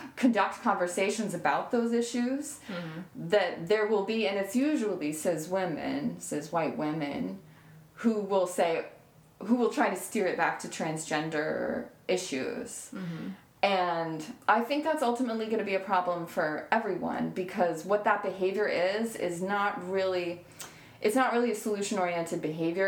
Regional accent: Vermont, United States; I was raised in Vermont

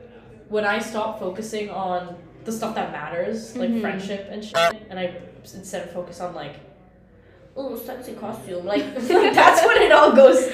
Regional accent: New York, United States; now in Chicago, United States; I'm from New York.

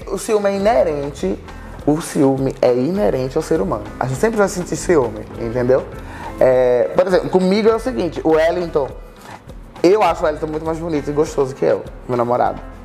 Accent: Recife, Pernambuco, Brazil; moved away as an adult; now in Rio de Janeiro, Brazil; E quando a gente se mudou pro Rio, a gente era de Recife, a gente veio de Recife junto pro, pro Rio de Janeiro

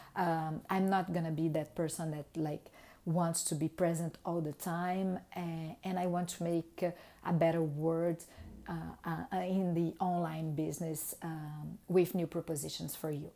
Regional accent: Brazil; English is a second language; moved away as an adult; now in Montreal, Canada; I was formed in Brazil in, uh, two thousand and two

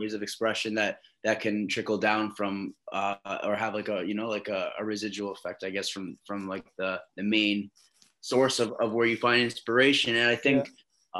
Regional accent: Canada; also born or lived in Long Island, New York, United States / Oklahoma City, United States; So I moved back here when I was like eight um, from New York to Canada. That was my first time living in Canada. I did like all my high school here

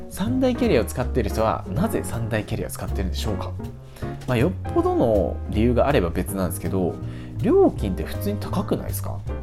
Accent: Ichinomiya, Aichi, Japan; moved away; 僕の出身は愛知県なんですけども実家の場所が県内の一宮というところがありまして

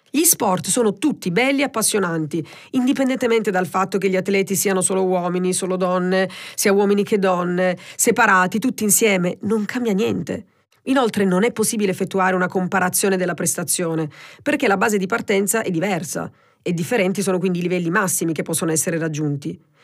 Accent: Presicce, Apulia, Italy; moved away as an adult; now in Milan, Italy; Quindi a Presice, diciamo, nel mio paese, che è in provincia di Lecce, quindi un paese piccolino

